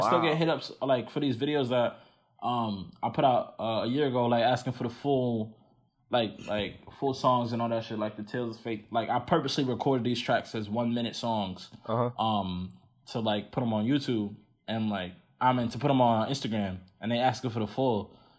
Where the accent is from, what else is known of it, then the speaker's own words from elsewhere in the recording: Nigeria; and so that's what being Nigerian is for me right now.